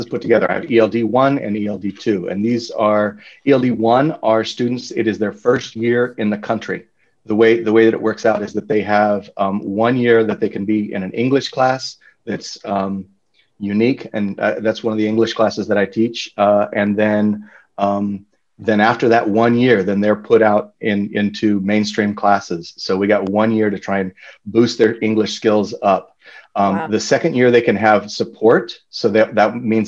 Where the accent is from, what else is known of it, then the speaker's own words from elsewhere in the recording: Banning, California, United States; also born or lived in San Diego / Durham, New Hampshire; I grew up in Banning, actually, which is about 20 miles, east of Redlands.